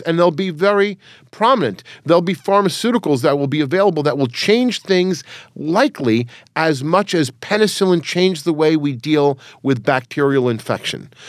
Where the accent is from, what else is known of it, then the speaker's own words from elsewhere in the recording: New York City, New York, United States; my family's from Transylvania. I was born in New York City